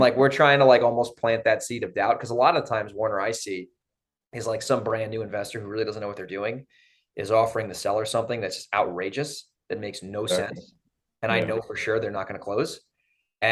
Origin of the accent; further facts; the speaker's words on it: Monroe, New York, United States; I grew up in Monroe